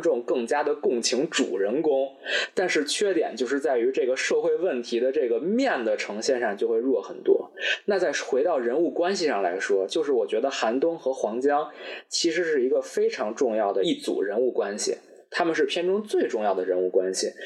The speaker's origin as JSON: {"language": "Chinese", "region": "Beijing", "country": "China", "said": "咱们作为北京人"}